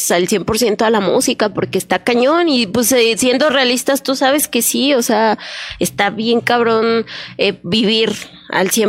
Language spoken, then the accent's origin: Spanish; Mexico City, Mexico; now in León, Mexico; Lo que pasa es que yo soy de la Ciudad de México y toda mi familia también. Obviamente tengo ya 22 años aquí en León y por eso yo digo, yo ya soy de aquí